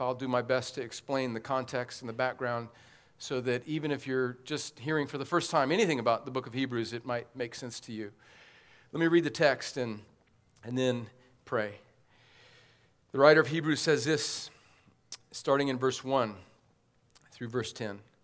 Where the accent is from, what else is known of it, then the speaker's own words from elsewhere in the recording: the South, United States; as a Southerner